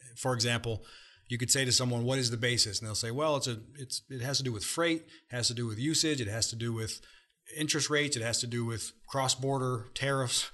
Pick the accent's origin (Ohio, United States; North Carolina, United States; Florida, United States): Ohio, United States; moved away; I'm from Ohio originally